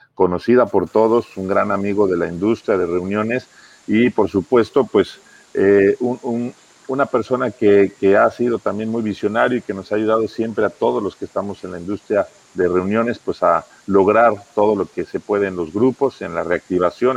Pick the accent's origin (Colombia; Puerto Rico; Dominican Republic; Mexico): Mexico; todos los que somos de México